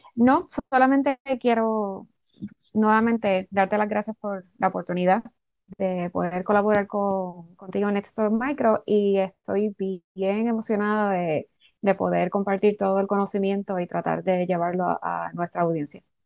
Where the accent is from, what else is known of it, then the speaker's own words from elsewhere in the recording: Puerto Rico; moved away as an adult; now in Florida, United States; Soy también nacida y criada en Puerto Rico.